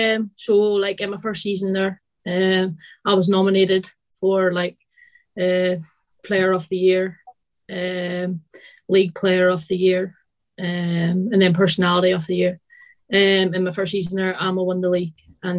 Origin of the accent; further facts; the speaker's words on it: Northern Ireland, United Kingdom; moved away as an adult; also born or lived in England; now in Forfar, United Kingdom; So I'm originally from Northern Ireland, although you probably can't tell from my accent anymore. And then I moved to England for a year and then now in Scotland. So I stay in Forfar.